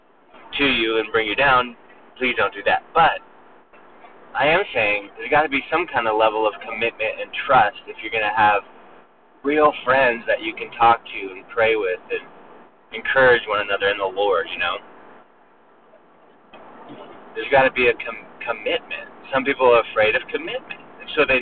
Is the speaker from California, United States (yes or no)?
yes; Northern California, United States; now in Mobile, United States; I grew up in Northern California